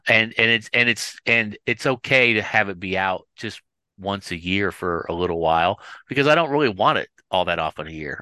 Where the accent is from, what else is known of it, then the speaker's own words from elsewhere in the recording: Kansas City, United States; I'm from Kansas City